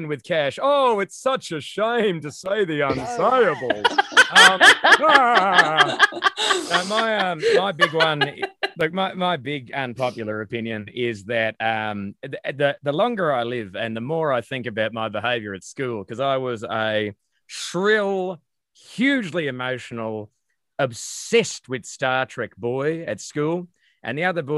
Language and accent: English; Maryborough, Queensland, Australia; I was born in Maryborough, so I was born in Queensland